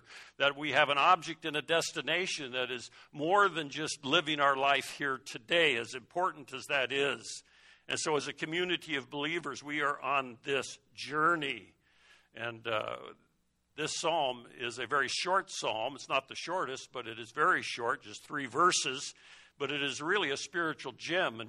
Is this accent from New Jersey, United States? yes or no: no; Colorado, United States; When I was growing up in Colorado, my parents, every summer, we would go up into the Rockies and we would tent camp